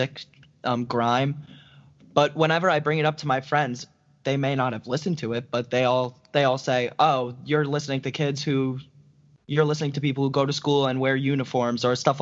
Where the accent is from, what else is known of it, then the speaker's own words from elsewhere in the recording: New York, United States; I'm from New York